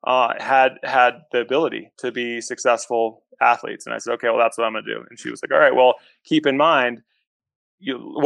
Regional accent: New Hampshire, United States; I was born and raised in New Hampshire

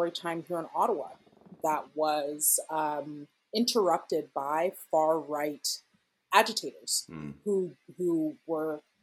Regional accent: Ghana; now in Canada; I'm Ghanaian

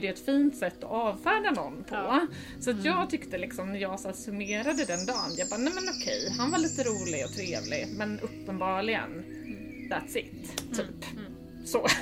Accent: Småland, Sweden; moved away as an adult; now in Stockholm, Sweden; jag är uppvuxen i Småland eh, och sen har jag bott i Stockholm sedan 2007

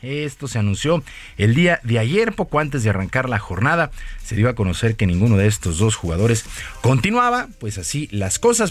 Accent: Mexico

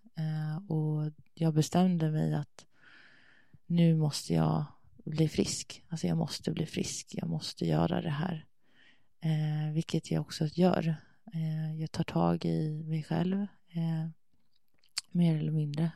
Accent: Sweden; moved away as an adult; also born or lived in Denmark / Thailand; jag kan inte flytta hem till Sverige

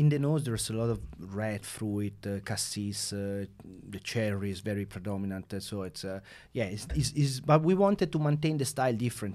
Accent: Siena, Tuscany, Italy; born and raised in Siena

